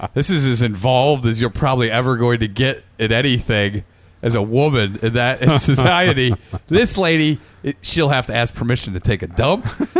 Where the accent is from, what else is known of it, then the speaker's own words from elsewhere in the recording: Indiana, United States; moved away; growing up in Indiana